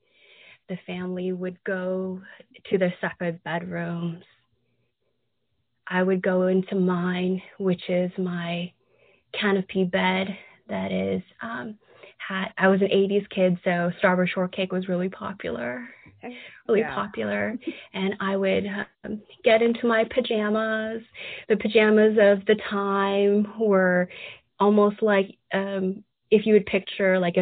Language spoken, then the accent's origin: English; San Francisco, California, United States; moved away as an adult; now in Atlanta, United States; a Chinese American child growing up in the San Francisco area. Your parents, if they're from Hong Kong, they would take you to tea houses, dim sum places, maybe San Francisco, maybe somewhere in Kearney Street in the middle of Chinatown, or maybe Oakland Chinatown. And that was my experience.